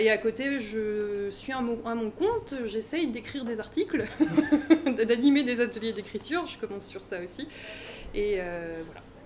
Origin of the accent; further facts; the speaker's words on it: Seine-et-Marne, Île-de-France, France; moved away as an adult; also born or lived in Paris / Vienne; Donc euh, moi j'ai grandi en Seine-et-Marne